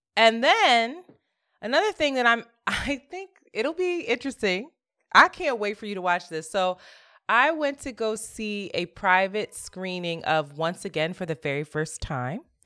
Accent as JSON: {"language": "English", "town": "Philadelphia", "region": "Pennsylvania", "country": "United States", "tie": "born or raised there", "said": "I grew up in Philly doing a lot of servant leadership"}